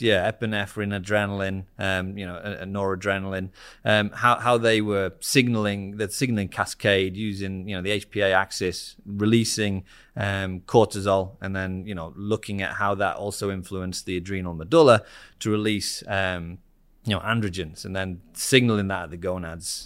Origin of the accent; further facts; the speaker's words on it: Harrogate, Yorkshire and the Humber, United Kingdom; moved away; I'm from the northeast of England. Um, so I'm from a, a town called Harrogate